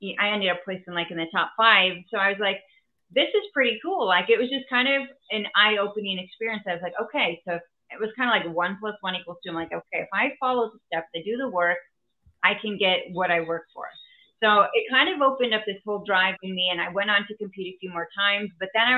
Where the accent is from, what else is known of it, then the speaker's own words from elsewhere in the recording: Wisconsin, United States; also born or lived in Texas; my entrepreneur journey probably began when I was young, growing up actually here in Wisconsin